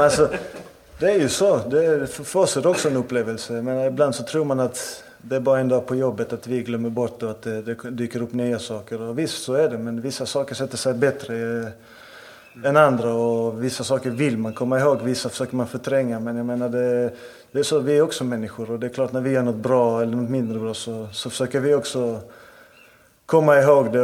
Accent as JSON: {"language": "Swedish", "town": "Malmö", "region": "Skåne", "country": "Sweden", "tie": "born or raised there", "said": "Som malmöit, jag är född och uppvuxen i Malmö."}